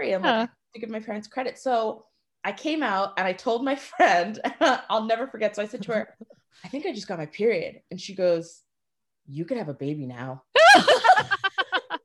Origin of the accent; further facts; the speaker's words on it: Swampscott, Massachusetts, United States; I grew up in Swampscott, which is predominantly white